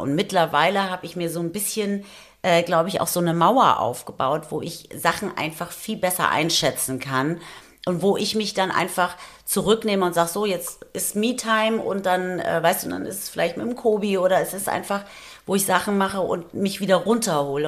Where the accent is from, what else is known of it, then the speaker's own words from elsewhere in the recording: Taunus, Hesse, Germany; now in Frankfurt, Germany; ich komme ja aus dem Taunus eigentlich